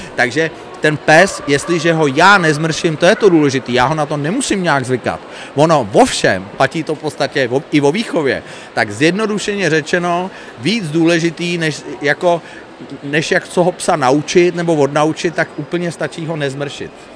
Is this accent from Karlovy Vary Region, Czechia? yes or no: no; Prague, Czechia; moved away as an adult; now in Kokořín area, Czechia; já byť jsem původně rodilej Pražák a byl jsem typický Pražák